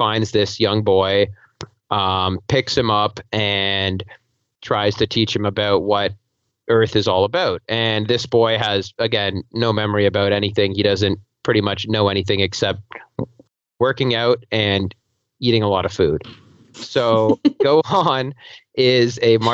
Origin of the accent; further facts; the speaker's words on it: Toronto, Ontario, Canada; I'm from Toronto, Canada